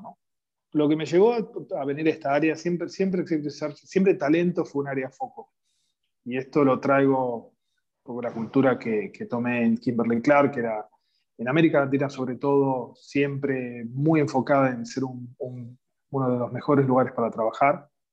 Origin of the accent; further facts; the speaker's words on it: Rosario, Santa Fe, Argentina; moved away as an adult; also born or lived in Buenos Aires; now in United States; Soy originario de Rosario